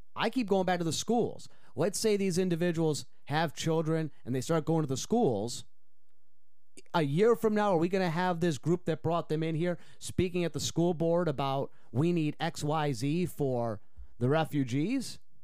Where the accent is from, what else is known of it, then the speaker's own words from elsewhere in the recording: Utica, New York, United States; now in Chippewa Valley, Wisconsin, United States; my hometown of Utica, New York